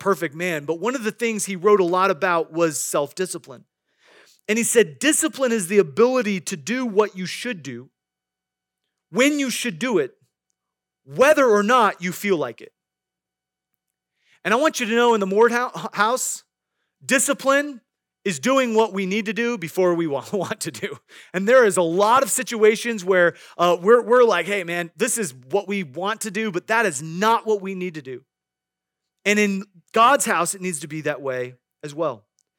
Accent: Midwest, United States; I grew up in the Midwest, and I knew many farmers

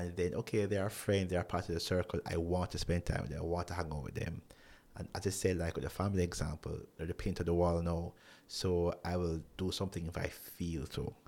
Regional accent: Jamaica; who I grew up with here in Jamaica

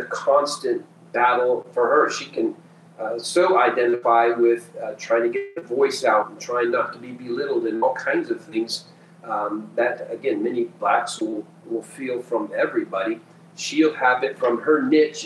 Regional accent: Peru; moved away as an adult; now in United States; I was born and raised in Peru, South America, and lived there my first 18 years

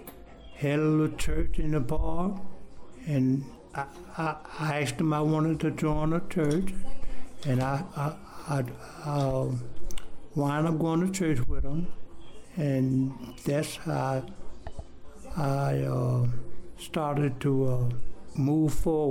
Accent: Miami, Florida, United States; moved away as an adult; now in Atlanta, United States; Well, I was living in Miami. I'm from Miami, Florida. And I decided to come to Georgia looking for work.

